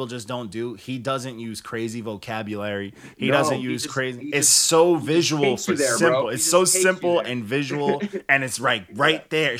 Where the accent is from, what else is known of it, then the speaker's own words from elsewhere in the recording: Long Island, New York, United States; also born or lived in Canada; I am actually a Canadian, but I grew up in Long Island, New York.